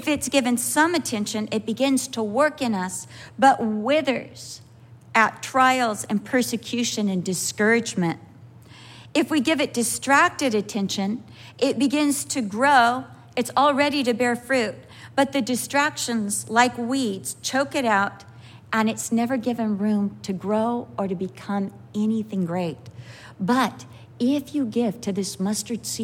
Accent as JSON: {"language": "English", "country": "United States", "said": "I'm an American"}